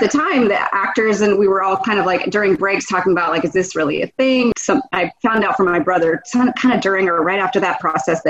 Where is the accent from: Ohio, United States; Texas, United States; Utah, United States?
Texas, United States; Houston; also born or lived in Eden, North Carolina / Los Angeles, California; now in Austin, United States; I grew up in Houston, Texas. Okay. I was born in North Carolina in a small town called Eden. But then we moved there to Houston when I was 5. So I grew up there.